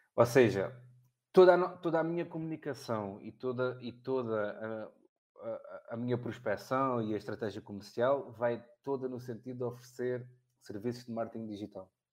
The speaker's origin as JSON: {"language": "Portuguese", "town": "Olhão", "region": "Algarve", "country": "Portugal", "tie": "born or raised there", "said": "Olhão, que é, que é, que é a minha terra"}